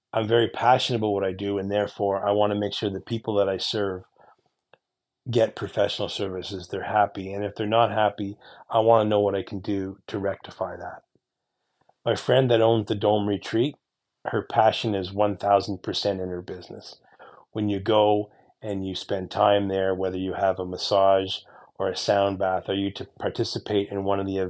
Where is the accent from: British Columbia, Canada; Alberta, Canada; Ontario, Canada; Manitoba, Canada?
Ontario, Canada; Eastern; my hometown here in Eastern Ontario